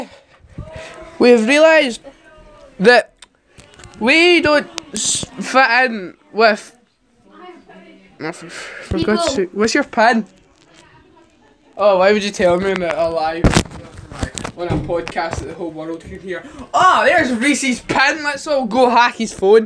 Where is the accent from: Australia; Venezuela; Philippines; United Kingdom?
United Kingdom; Scotland; we're all Scottish